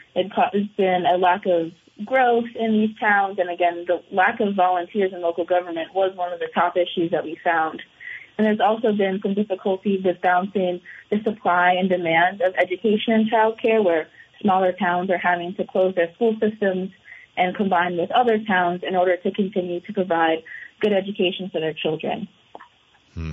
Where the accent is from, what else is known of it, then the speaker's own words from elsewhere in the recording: Virginia, United States; moved away as an adult; now in Burlington, United States; I'm from Virginia